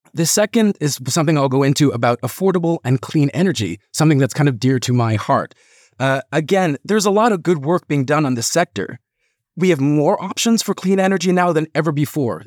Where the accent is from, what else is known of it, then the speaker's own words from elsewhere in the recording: Canada; now in United Kingdom; I'm originally from Canada. Now, I'm probably never going to ever move back there